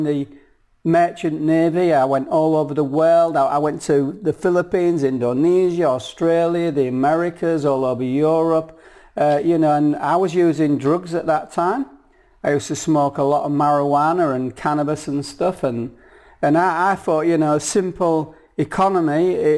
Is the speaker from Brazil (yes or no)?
no; hometown of Kingston, Yorkshire and the Humber, United Kingdom; I'm from Yorkshire. A working class family in Yorkshire, right? North of England, born and bred